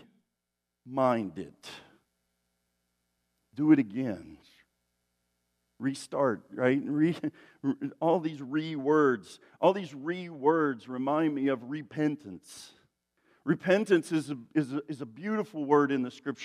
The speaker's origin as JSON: {"language": "English", "region": "East Tennessee", "country": "United States", "said": "I'm from East Tennessee, where, you know, people say things in funny ways"}